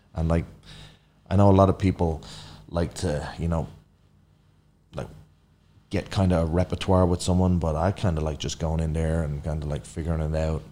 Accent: Ireland; moved away as an adult; now in United States; grown up in Ireland, like super cold, wet climate

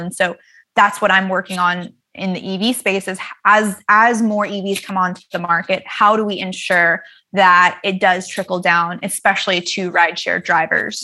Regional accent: the South, United States; growing up in the South

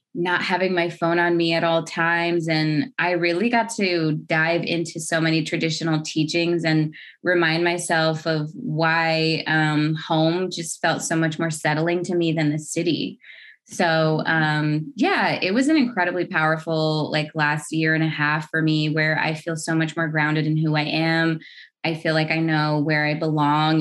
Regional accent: United States; now in Los Angeles, United States; I hail from the Navajo Nation. I have been in Los Angeles for the past um, decade or so, but I grew up on the res- uh, the Navajo Reservation or the Diné Reservation

